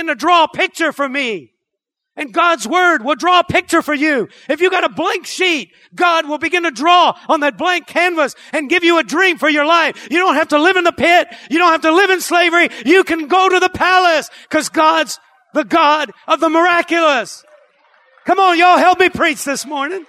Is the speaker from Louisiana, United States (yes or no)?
yes; Cajun, Louisiana, United States; accent: Cajun; I'm a Cajun. I say tick instead of thick.